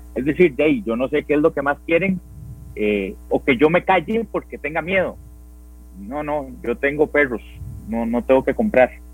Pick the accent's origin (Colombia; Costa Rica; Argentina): Costa Rica